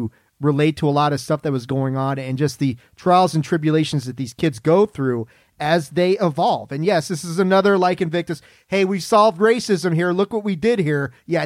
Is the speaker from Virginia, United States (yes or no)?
yes; Alexandria, Virginia, United States; where I grew up in Alexandria, Virginia, the suburbs. Went to a school called Jeb Stuart High School at the time.